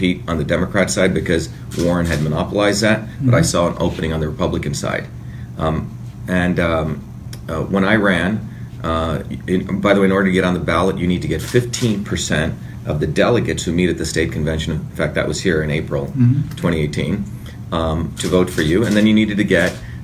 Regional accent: India; moved away; I was politicized as a five-year-old kid growing up in India.

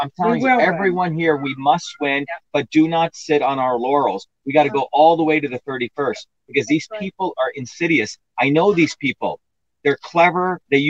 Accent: New Jersey, United States; When I was growing up in New Jersey, you know, I had a immigrant who was our landlord, an Italian immigrant.

